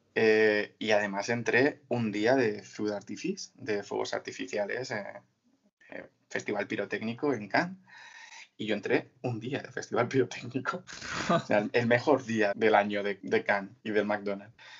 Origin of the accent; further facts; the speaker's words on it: Mora, Castilla-La Mancha, Spain; moved away as an adult; also born or lived in Côte d'Azur, France; soy de un pueblo de Toledo que se llama Mora